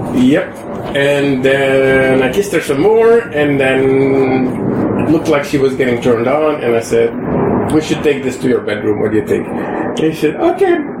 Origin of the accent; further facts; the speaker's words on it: West Virginia, United States; accent: West Virginian; now in Bay Area, United States; my West Virginian accent.